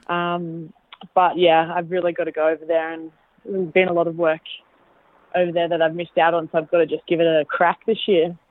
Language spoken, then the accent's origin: English; Australia; I'm an Australian